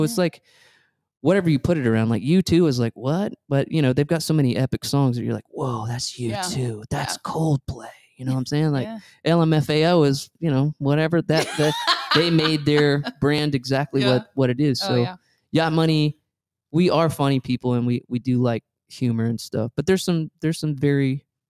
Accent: Atlanta, Georgia, United States; Like, we come from Atlanta.

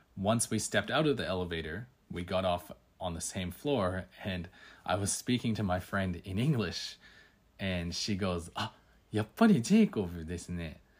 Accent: Canada; moved away as an adult; now in Tokyo, Japan; I'm from Canada

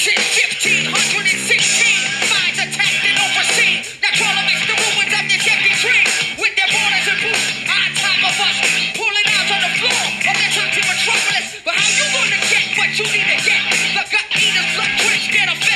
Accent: Cleveland, Ohio, United States; I grew up in Cleveland, and as a diehard Cavs fan

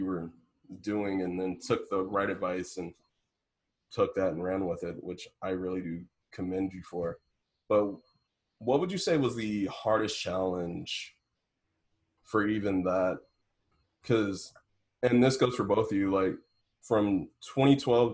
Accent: Indianapolis, Indiana, United States; me from the south side of Indianapolis

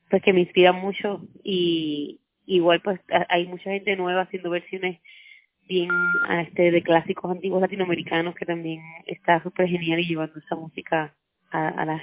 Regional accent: Puerto Rico; soy una cantautora puertorriqueña.

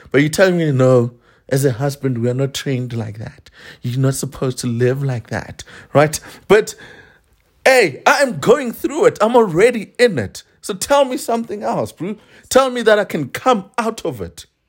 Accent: South Africa; I am a South African Venda man.

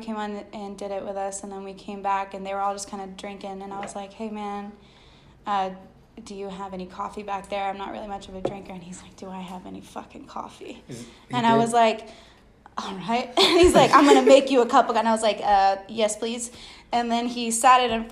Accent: United States; I'm American

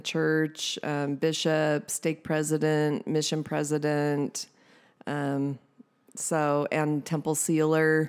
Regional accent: San Diego, California, United States; born or raised there

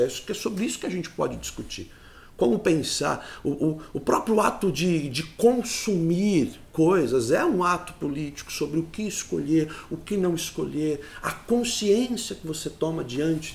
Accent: Sarapuí, São Paulo, Brazil; Eu sou da cidade de Sarapuí

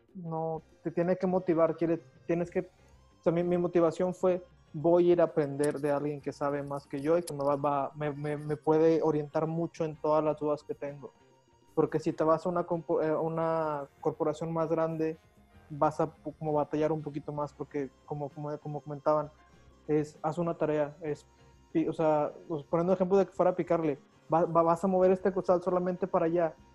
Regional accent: Monterrey, Nuevo León, Mexico; en mi caso, y creo que probablemente todos así como regios

